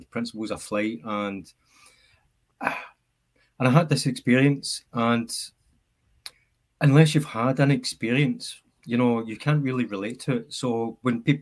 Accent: Clydebank, Scotland, United Kingdom; I'd walked back to Clyde Bank, my hometown, from Glasgow.

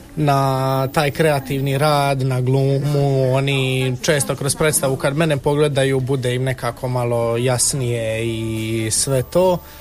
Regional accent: Međugorje, Federation of Bosnia and Herzegovina, Bosnia & Herzegovina; now in Split, Croatia; ja sam konkretno iz Međugorja i isto sam e, bio u crkvenoj zajednici od malih nogu

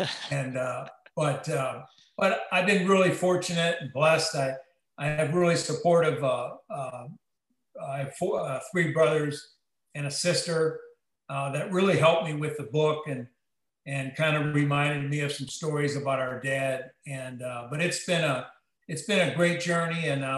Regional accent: Wisconsin, United States; now in St. Augustine, United States; I grew up in Wisconsin, the son of a coach. My dad coached at a school called Appleton Xavier High School.

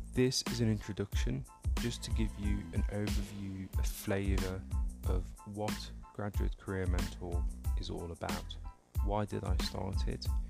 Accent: Somaliland, Somalia; I was born in Africa, in, uh, the Horn of Africa, East Africa to be specific, um, in a small country called Somaliland, um, and specifically towards the border with Ethiopia.

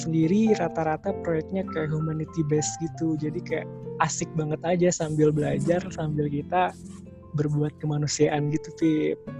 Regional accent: Bandung, West Java, Indonesia; asal saya dari Bandung

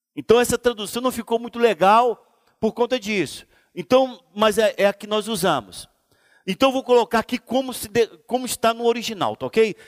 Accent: Brazil; Nós fomos colônia de Portugal

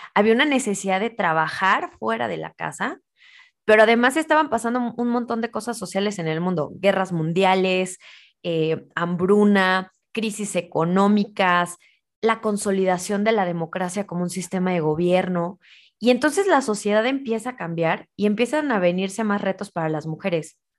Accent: Mexico

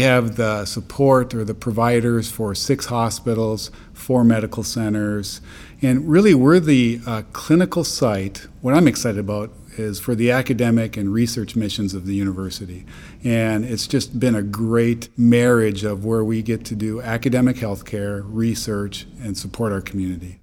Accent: Midwest, United States; also born or lived in North Dakota / Minnesota; I'm from the Midwest, and I uh, really wanted to help my community. It's a very rural area that I'm from

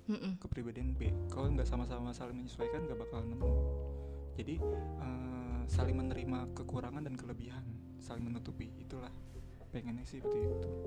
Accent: Java, Indonesia; pengen kan kita orang Jawa gitu pengennya kamu manggil aku emas aja deh gitu

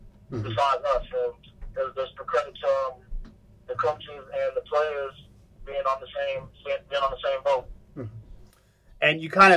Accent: New Jersey, United States; I'm from New Jersey

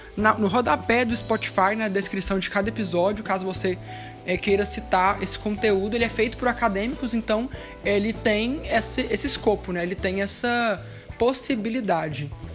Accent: interior of Goiás, Brazil; Eu, pelo menos que sou do interior de Goiás

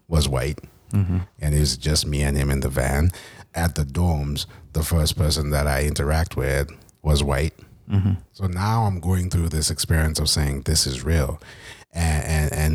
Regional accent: Zimbabwe; moved away as an adult; now in United States; I was from Zimbabwe

